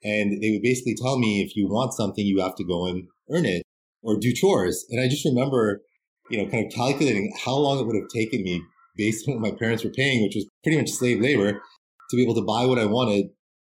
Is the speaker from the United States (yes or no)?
no; Canada; growing up in Canada